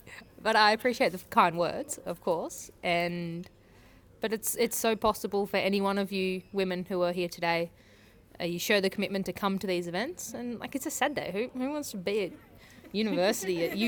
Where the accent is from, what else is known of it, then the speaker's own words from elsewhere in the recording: Melbourne, Victoria, Australia; now in Sydney, Australia; Come up to visit. I'm from Melbourne.